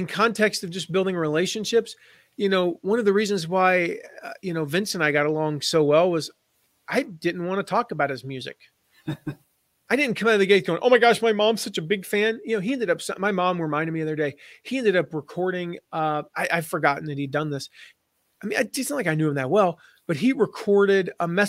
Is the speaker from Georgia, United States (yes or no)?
no; Nashville, Tennessee, United States; also born or lived in Pinehurst, North Carolina; I grew up in Nashville and my dad ran a golf course there